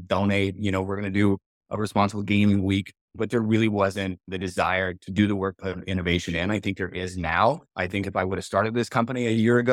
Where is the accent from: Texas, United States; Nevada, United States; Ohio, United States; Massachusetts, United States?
Nevada, United States; Las Vegas; Growing up in Las Vegas, I literally was born and raised in this industry.